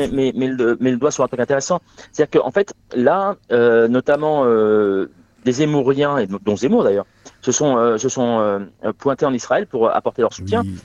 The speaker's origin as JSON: {"language": "French", "town": "Asnières-sur-Seine", "region": "Île-de-France", "country": "France", "tie": "born or raised there", "also_born_or_lived": "Gennevilliers / Saint-Denis", "moved": "yes", "said": "je suis né, euh, Alors, alors je suis parisien, euh, je, suis né euh, à Agnières dans les Hauts-de-Seine"}